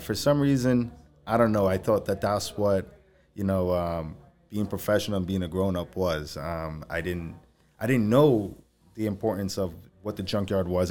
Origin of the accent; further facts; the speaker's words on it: Valley Stream, New York, United States; moved away as an adult; I grew up in Valley Stream, uh, you know, since I was three